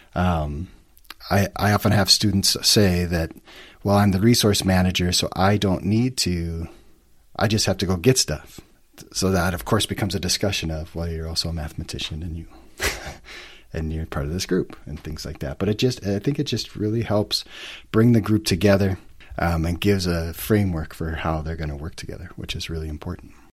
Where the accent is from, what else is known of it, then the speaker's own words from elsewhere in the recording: White Bear Lake, Minnesota, United States; moved away as an adult; also born or lived in Alta, Utah; now in Salt Lake City, United States; Just a small town boy growing up in Minnesota